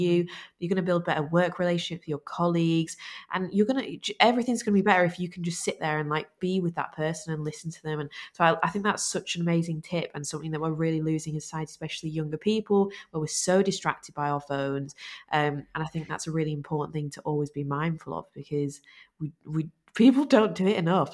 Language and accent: English; Lancashire, North West England, United Kingdom; we're from Lancashire